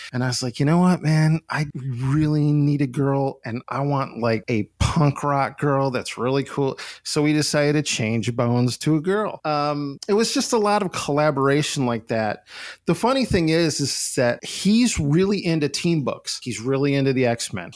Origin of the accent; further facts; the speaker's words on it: Gainesville, Florida, United States; also born or lived in Endicott, New York / Rochester, New York; when I was 10, we moved to Gainesville, Florida. So I'm pretty much a Gainesville, Florida kid